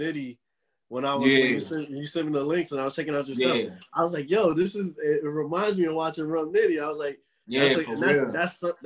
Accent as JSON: {"language": "English", "region": "New Jersey", "country": "United States", "said": "I'm from Jersey"}